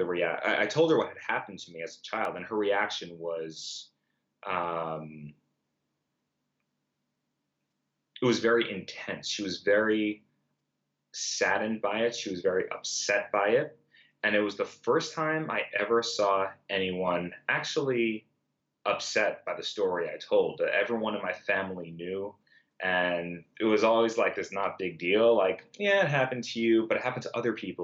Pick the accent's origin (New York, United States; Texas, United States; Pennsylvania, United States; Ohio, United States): New York, United States; New York City; I grew up in Brooklyn